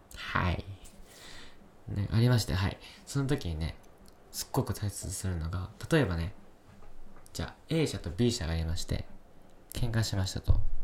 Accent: Yamanashi, Japan; moved away; also born or lived in Kyoto; ふるさとのね、山梨

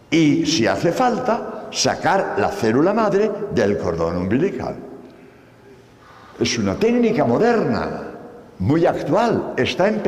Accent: Spain; Por cierto, como eh, sabéis, soy español, hace eh

